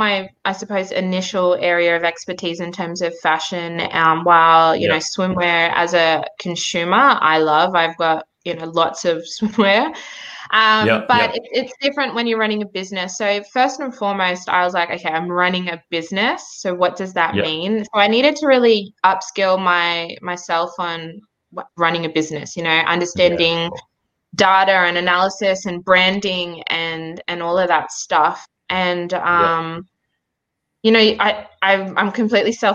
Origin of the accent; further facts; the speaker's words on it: Wollongong, New South Wales, Australia; also born or lived in Nhulunbuy, Northern Territory / Sydney / Cape York, Queensland / Canberra; growing up in Wollongong, when my mum remarried